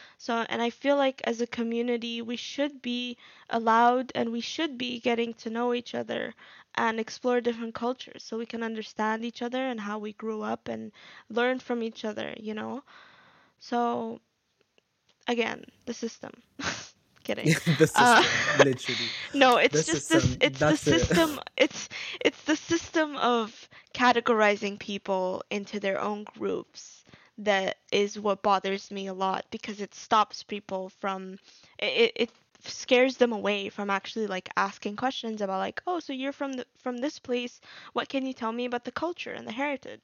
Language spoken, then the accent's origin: English; Abu Dhabi, United Arab Emirates; moved away as an adult; also born or lived in Egypt / Al Ain, United Arab Emirates; now in United Kingdom; I lived in the UAE for 10 years. I grew up there